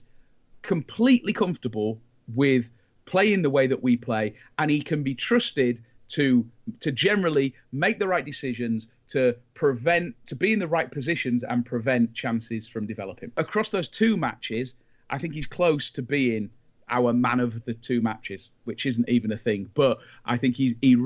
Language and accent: English; England, United Kingdom